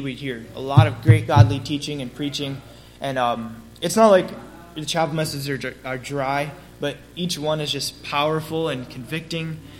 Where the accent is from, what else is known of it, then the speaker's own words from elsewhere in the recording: Chesterton, Indiana, United States; I grew up attending Fairhaven